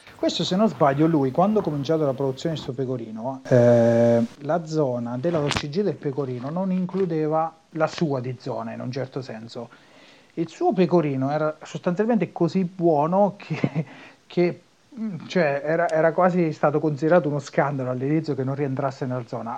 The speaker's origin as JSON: {"language": "Italian", "region": "Marche", "country": "Italy", "moved": "as an adult", "lives_now": "Emilia-Romagna, Italy", "said": "dico che sono marchigiano"}